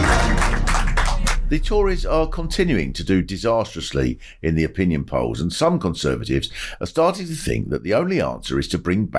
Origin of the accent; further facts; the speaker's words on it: England, United Kingdom; we're English